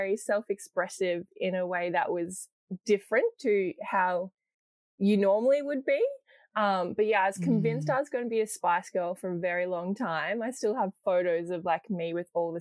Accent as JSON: {"language": "English", "town": "Ipswich", "region": "Queensland", "country": "Australia", "tie": "born or raised there", "said": "I've kind of grown up in Ipswich, which is kind of like Yuggera Jaggera country."}